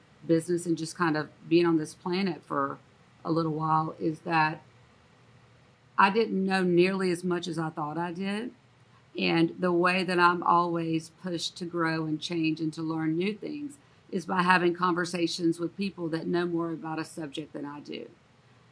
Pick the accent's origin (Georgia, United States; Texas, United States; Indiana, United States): Georgia, United States; Moultrie; I was born in Moultrie, Georgia. I used to joke and say, I think I'm somehow related to everybody in Moultrie, Georgia in some form or fashion.